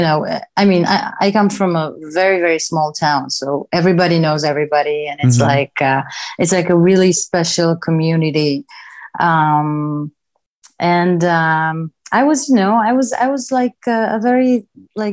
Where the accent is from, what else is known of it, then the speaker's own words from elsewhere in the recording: Kiryat Gat, Southern District, Israel; first language Hebrew; English is a second language; moved away as an adult; also born or lived in Tel Aviv, Israel; now in Los Angeles, United States; I was born and raised in Israel, the south of Israel, actually. It's a city called Kiryat Gat, and it's a very small town.